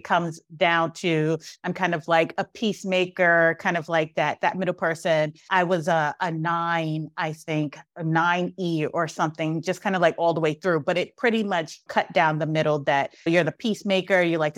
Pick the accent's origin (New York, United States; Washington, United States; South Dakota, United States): New York, United States; Brooklyn; because I grew up like in Brooklyn in the 80s.